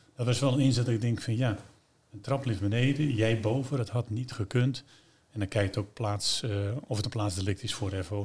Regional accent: Netherlands; We zijn Hollanders

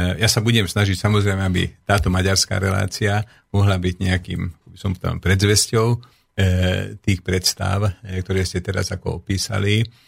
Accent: Dunajská Streda, Trnava Region, Slovakia; Slovak is a second language; also born or lived in Bratislava; Som sa narodil na Slovensku, moji rodičia boli občanmi Slovenskej republiky, e, obidvaja ako boli zamestnaní ako pedagógii. e, eh, pedagógi učitelia, študoval som na základnej škole v Dunajskej strede, na strednej škole e, v Dunajskej strede

